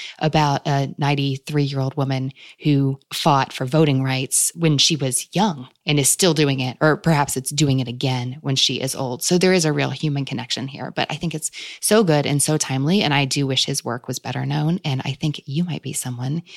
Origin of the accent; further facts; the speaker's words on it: Kentucky, United States; Kentucky being my home state and where I still live